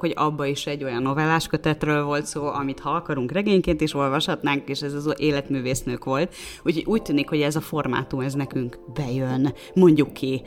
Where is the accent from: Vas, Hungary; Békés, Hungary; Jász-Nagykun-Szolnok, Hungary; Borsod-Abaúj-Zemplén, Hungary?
Jász-Nagykun-Szolnok, Hungary; Szolnok; moved away as an adult; also born or lived in Budapest; én szolnoki vagyok